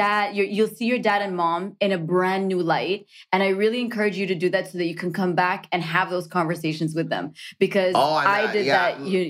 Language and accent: English; Canada; Because if you're Canadian, one of the wonderful things about being Canadian, and this is something that I'll always, I take it and put it in our workplace, in my relationships, who you are can be celebrated in the context of a greater nation.